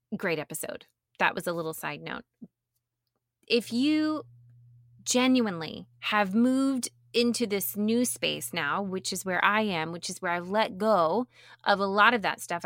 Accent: the South, United States; I grew up in the South

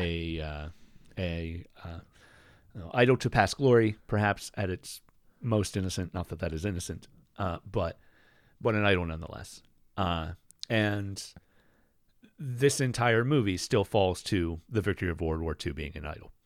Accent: United States; I grew up in America

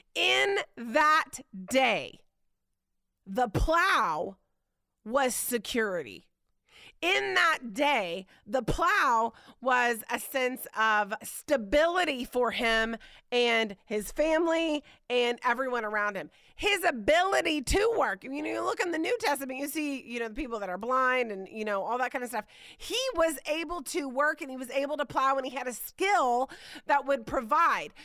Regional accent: Indiana, United States; moved away; I grew up in Indiana

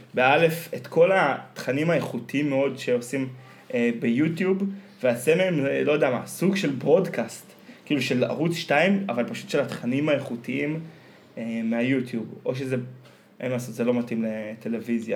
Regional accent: Afikim, Northern District, Israel; born or raised there

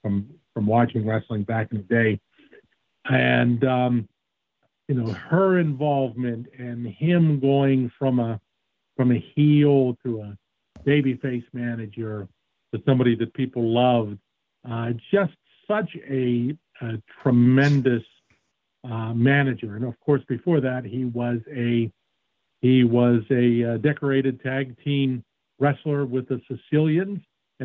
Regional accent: Cambria County, Pennsylvania, United States; I'm 55, and I come from Cambria County. And we didn't have cable until the 80s, early 80s.

